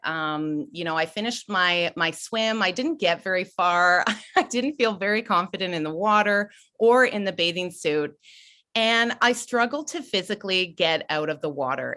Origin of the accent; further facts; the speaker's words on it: Ontario, Canada; moved away; I'm originally from Ontario. I grew up swimming